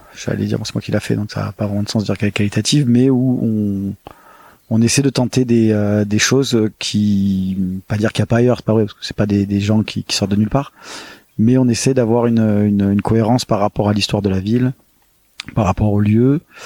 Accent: Marseille, Provence-Alpes-Côte d'Azur, France; also born or lived in Paris / Nantes / Berlin; je suis né euh, à Marseille euh, et j'ai grandi à Marseille jusqu'à mes 18 ans

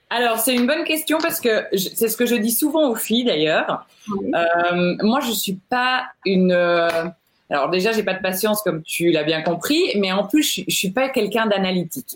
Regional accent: Belgium; moved away as an adult; now in Geneva, Switzerland; je suis belge.

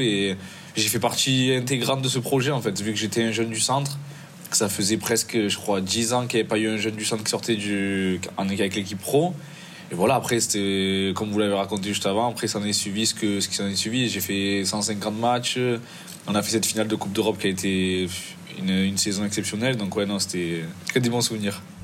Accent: Marseille, Provence-Alpes-Côte d'Azur, France; moved away as an adult; now in Italy; je suis né à Marseille

